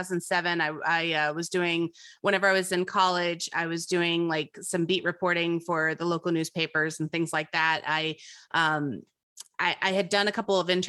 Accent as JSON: {"language": "English", "town": "Tampa", "region": "Florida", "country": "United States", "tie": "born or raised there", "moved": "as an adult", "lives_now": "Kentucky, United States", "said": "I was born in Kentucky, and then we moved whenever I was a year old to Tampa, Florida"}